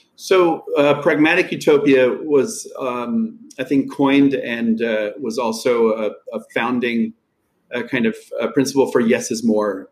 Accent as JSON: {"language": "English", "town": "Einbeck", "region": "Lower Saxony", "country": "Germany", "tie": "born or raised there", "moved": "yes", "said": "I worked as a carpenter, was in my hometown of Einbeck"}